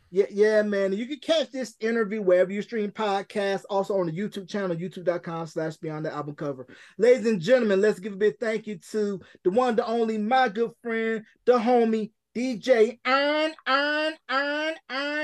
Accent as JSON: {"language": "English", "region": "North Carolina", "country": "United States", "tie": "born or raised there", "said": "growing up where we grew up in North Carolina"}